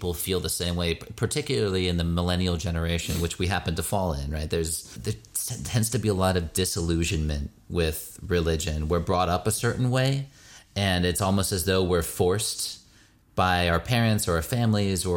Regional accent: United States; I grew up as an American Jew in the Reconstructionist movement

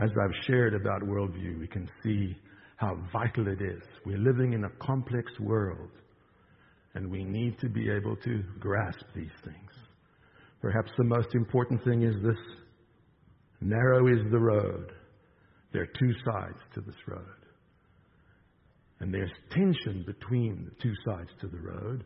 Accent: South Africa; moved away; I'm from South Africa

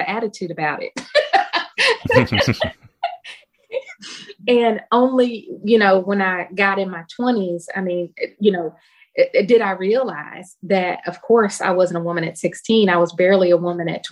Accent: Louisville, Kentucky, United States; my hometown, Louisville, Kentucky

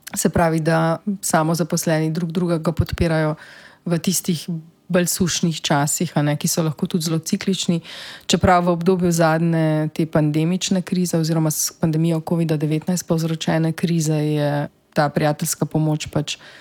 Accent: Slovenia; smo Slovenci

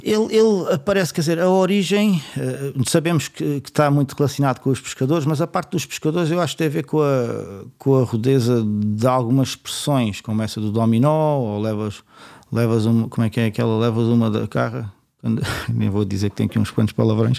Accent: Setúbal, Portugal

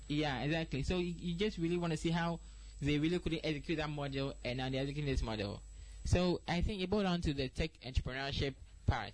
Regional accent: Ghana; I'm a Ghanaian

